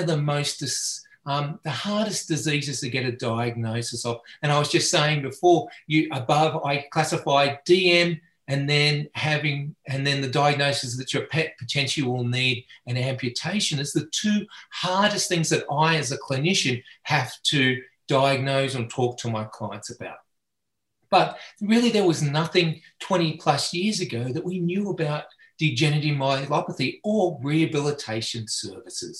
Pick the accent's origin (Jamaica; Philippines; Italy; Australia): Australia; moved away as an adult; now in United States; I have a funny accent. And so I'm Australian by birth and education. And I came out to the United States back in 2010